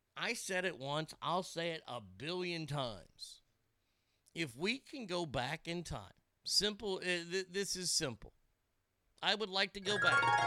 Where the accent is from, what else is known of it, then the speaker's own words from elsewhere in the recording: Texas, United States; moved away; I'm a flatlander. I'm from Texas.